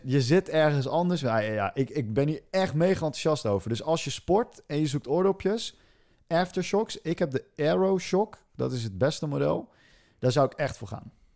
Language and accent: Dutch; Netherlands; want ik ben een Hollander